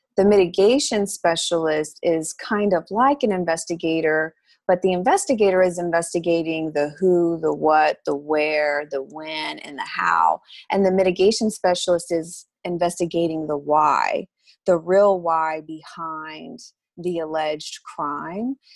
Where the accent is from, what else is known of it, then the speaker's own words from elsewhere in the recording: Lubbock, Texas, United States; moved away as an adult; now in Houston, United States; I was born and raised in Lubbock, and I graduated from Texas Tech